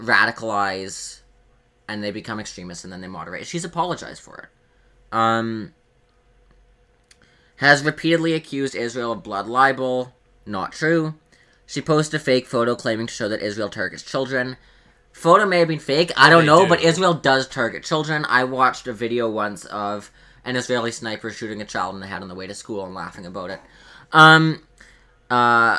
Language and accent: English; Canada; I'm Canadian